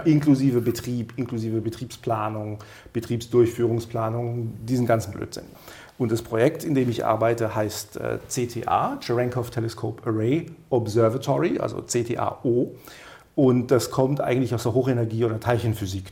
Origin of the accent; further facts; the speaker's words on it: Baden-Württemberg, Germany; Und ich bin aus Südwestdeutschland, ich bin aus Baden-Württemberg